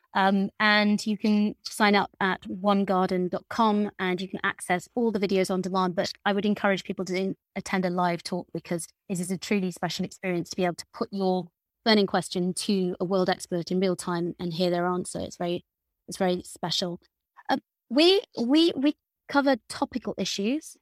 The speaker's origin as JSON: {"language": "English", "area": "Lincolnshire", "region": "East Midlands", "country": "United Kingdom", "tie": "born or raised there", "said": "I grew up in Lincolnshire"}